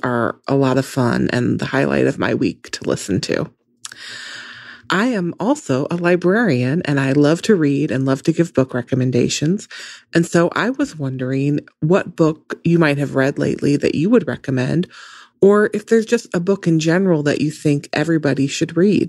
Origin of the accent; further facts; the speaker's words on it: Missouri, United States; I'm from Missouri.